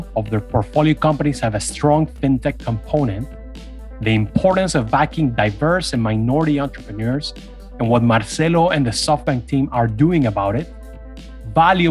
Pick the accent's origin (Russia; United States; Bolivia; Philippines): Bolivia; La Paz; I'm also from Bolivia and we're from the same city